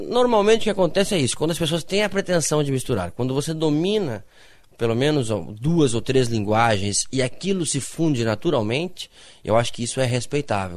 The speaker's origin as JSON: {"language": "Portuguese", "town": "Passo Fundo", "region": "Rio Grande do Sul", "country": "Brazil", "said": "Eu sou de Passo Fundo."}